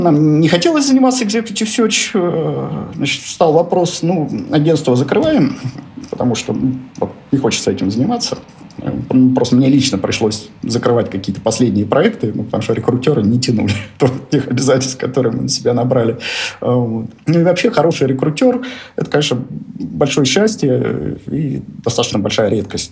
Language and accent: Russian; Nizhny Novgorod, Nizhny Novgorod Oblast, Russia; moved away as an adult; Родился я в Нижнем Новгороде. Трудовую карьеру начал токарем на заводе «Гидромаш» в Нижнем Новгороде